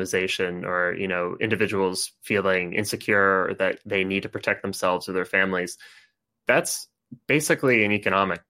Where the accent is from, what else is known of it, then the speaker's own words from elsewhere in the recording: Connecticut, United States; moved away; I'm from Connecticut. I don't live in Connecticut right now